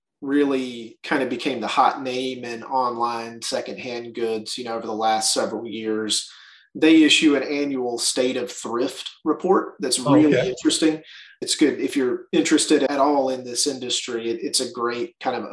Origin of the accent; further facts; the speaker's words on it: Birmingham, Alabama, United States; also born or lived in Springfield, Missouri; I grew up here in Birmingham. We are headquartered here in Birmingham, so this is home for me